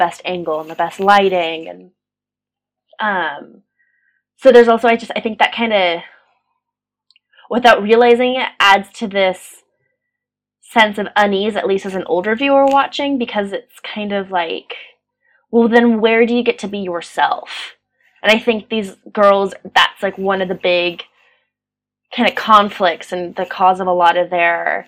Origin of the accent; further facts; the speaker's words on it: Pasadena, California, United States; moved away as an adult; now in Manchester, United Kingdom; I'm from Pasadena, California, and that's a very affluent community